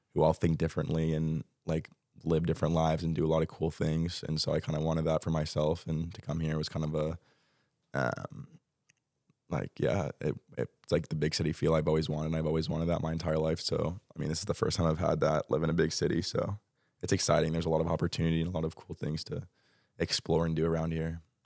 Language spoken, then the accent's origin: English; Texas, United States; moved away as an adult; also born or lived in Arkansas; now in Madrid, Spain; I currently live in Dallas, Texas. So I'm from Texas.